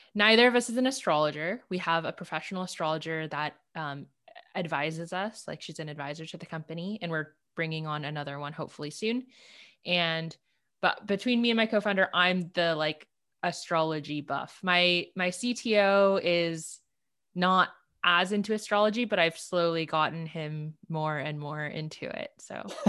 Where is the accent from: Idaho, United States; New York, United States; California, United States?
California, United States; Los Angeles; also born or lived in Berkeley, California; I grew up in L A. I grew up actually in the South Bay of L